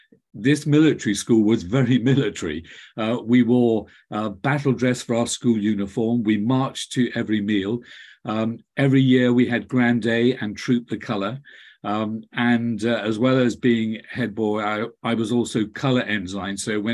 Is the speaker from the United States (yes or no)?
no; Glasgow, Scotland, United Kingdom; also born or lived in Singapore; in Glasgow, where I was born. You'd never know I was a Glaswegian from my accent, but I am a Glaswegian. And so the childhood was spent between Scotland and Singapore